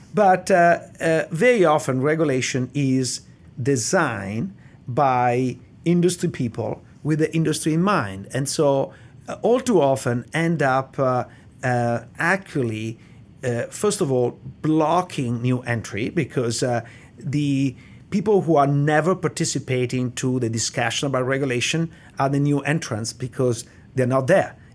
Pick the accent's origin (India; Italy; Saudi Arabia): Italy; accent: Italian; English is a second language; moved away as an adult; now in United States; I'm Italian, and, uh, the, I grew up in Italy in the seventies